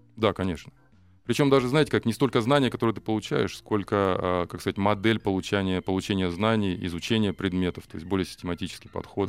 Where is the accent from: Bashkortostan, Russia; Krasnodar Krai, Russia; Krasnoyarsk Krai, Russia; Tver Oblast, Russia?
Krasnoyarsk Krai, Russia; Norilsk; moved away as an adult; now in Moscow Oblast, Russia; я сам из Норильска